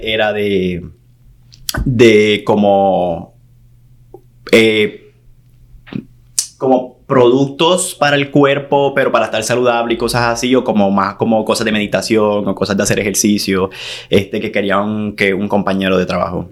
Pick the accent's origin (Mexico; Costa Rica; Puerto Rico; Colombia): Puerto Rico; San Juan; moved away as an adult; now in Los Angeles, United States; yo soy de San Juan, de la capital